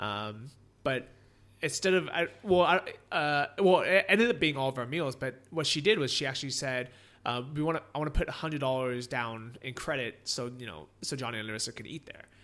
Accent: San Francisco, California, United States; first language English; moved away as an adult; also born or lived in Orange County / Los Angeles; I grew up in San Francisco

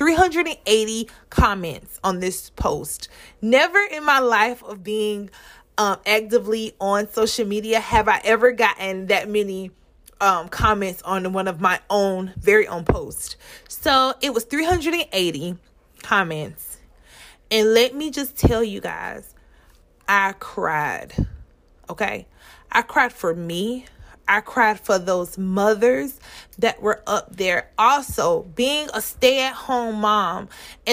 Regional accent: Mullins, South Carolina, United States; I'm from Mullen, South Carolina

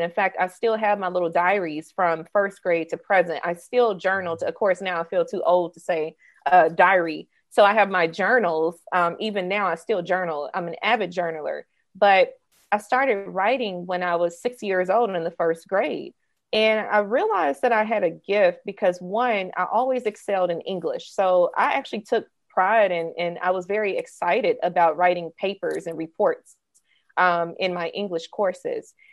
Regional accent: suburb of Jackson, Mississippi, United States; moved away as an adult; also born or lived in Atlanta, Georgia; I was raised in Mississippi, a suburb right outside of the capital of the state, Jackson.

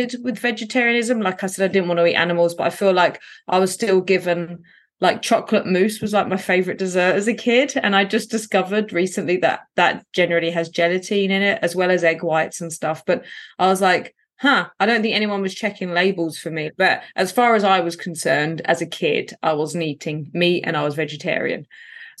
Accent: London, United Kingdom; I grew up in poverty in Southeast London on what's called a council estate

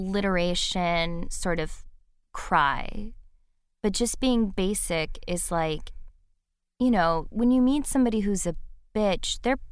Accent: Midwest, United States; I grew up in the Midwest, which is very unusual, as you know.

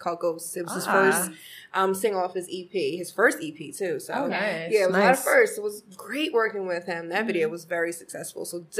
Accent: Philadelphia, Pennsylvania, United States; Grew up with everyone around 77th and Ogontz. So, Uptown is definitely my hood. I was born and raised in Philly.

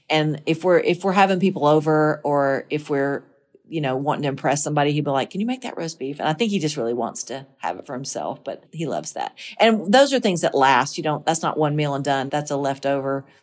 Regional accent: the South, United States; Those are the things that, that I, that I take with me as a Southerner.

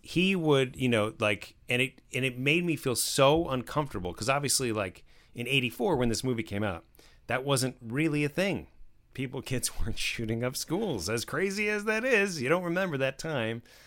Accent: New Jersey, United States; I grew up in New Jersey

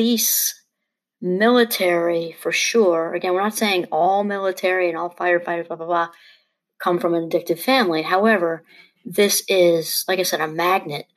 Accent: New York, United States; I'm from New York

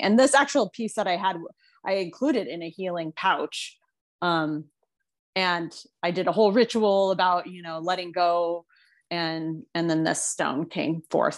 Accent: Phoenix, Arizona, United States; I was born and raised in Phoenix

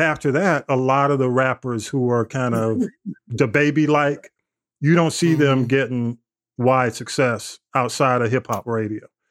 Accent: East Point, Georgia, United States; East Point, my hometown

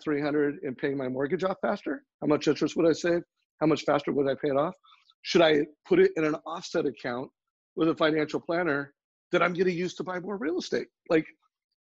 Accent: Huntington Beach, California, United States; I grew up in Huntington Beach

